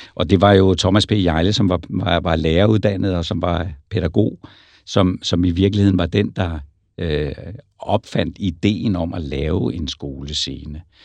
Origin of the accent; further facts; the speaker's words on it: Roskilde, Zealand, Denmark; jeg kommer fra Roskilde